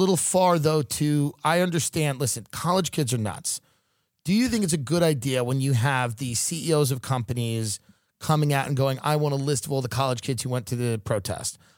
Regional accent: Long Island, New York, United States; now in Beverly Hills, United States; I grew up in Long Island, and now I live in Beverly Hills

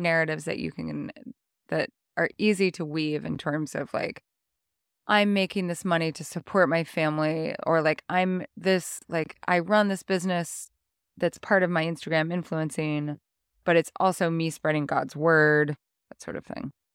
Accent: North Idaho, United States; moved away; also born or lived in Montana; growing up in North Idaho

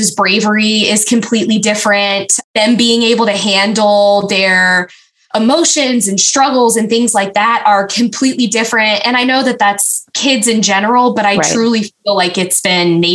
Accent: Gloucester, Virginia, United States; moved away as an adult; also born or lived in Texas / California; now in Germany; I'm originally from Virginia, the historic triangle. I grew up in a town called Gloucester

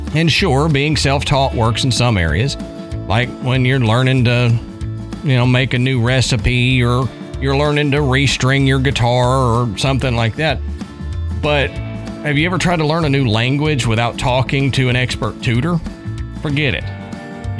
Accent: Texas, United States; moved away as an adult; also born or lived in Tennessee; growing up in Texas

